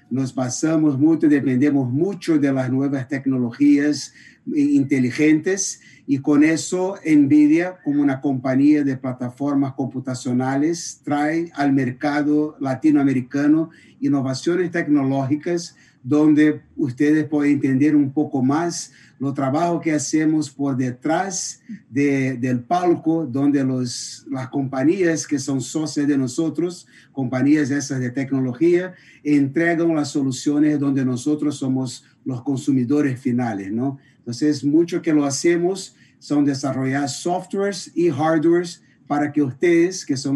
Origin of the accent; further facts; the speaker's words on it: Brazil; Spanish is a second language; Yo soy por el asiento está mirando, soy brasileño